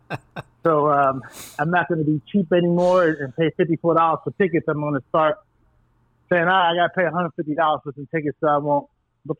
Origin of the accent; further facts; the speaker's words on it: New York, United States; moved away; I'm from New York, and I have family